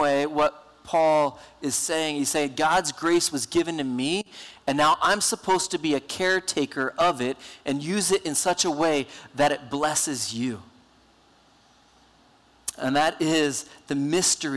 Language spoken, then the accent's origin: English; New Jersey, United States; moved away; I grew up in New Jersey